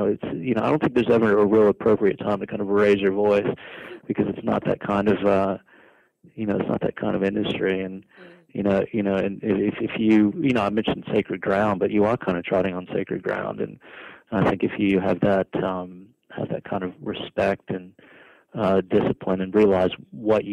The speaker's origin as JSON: {"language": "English", "country": "United States", "also_born_or_lived": "New York", "moved": "as an adult", "lives_now": "Australia", "said": "I'm American"}